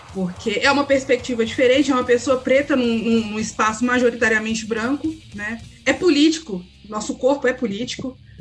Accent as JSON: {"language": "Portuguese", "town": "Belo Horizonte", "region": "Minas Gerais", "country": "Brazil", "said": "eu sou de Belo Horizonte"}